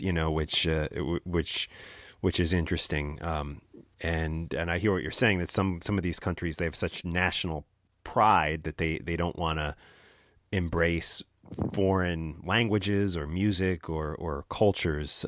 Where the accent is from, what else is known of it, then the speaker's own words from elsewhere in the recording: New Jersey, United States; my home state of New Jersey